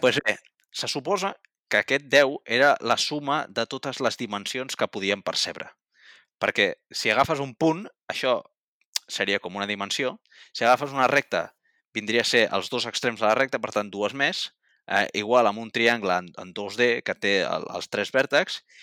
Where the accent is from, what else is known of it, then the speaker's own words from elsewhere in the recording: Catalonia, Spain; com a catalans de bé